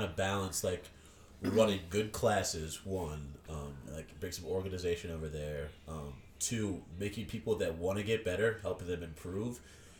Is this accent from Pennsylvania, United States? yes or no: yes; Horsham, Pennsylvania, United States; also born or lived in Bensalem / Levittown; No, we had moved here in elementary school, middle school, something like that.